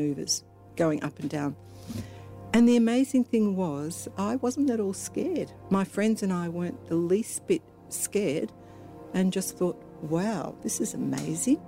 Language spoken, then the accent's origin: English; Melbourne, Victoria, Australia; I grew up in Melbourne.